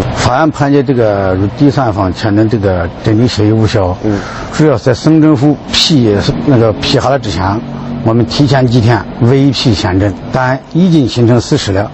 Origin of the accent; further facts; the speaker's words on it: Shanxi, China; moved away; 我们山西老家